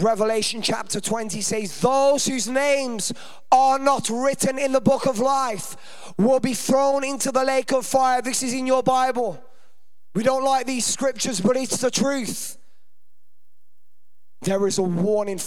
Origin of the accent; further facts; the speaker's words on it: Birmingham, West Midlands, United Kingdom; Hopefully you can't tell I'm from there by my accent